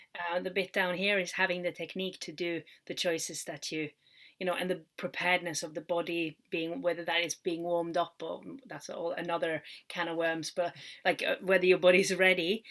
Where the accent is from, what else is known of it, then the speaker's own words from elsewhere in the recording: Norway; moved away; we do kind of like an international baccalaureate in Norway